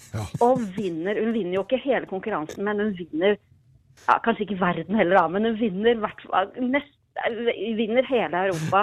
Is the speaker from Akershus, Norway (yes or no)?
yes; Jessheim, Akershus, Norway; jeg var tolv år gammel, bodde på Jessheim